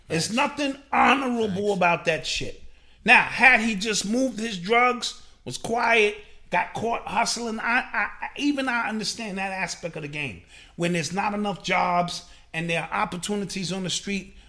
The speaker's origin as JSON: {"language": "English", "town": "New York City", "region": "New York", "country": "United States", "tie": "born or raised there", "said": "the era in which I grew up in New York City"}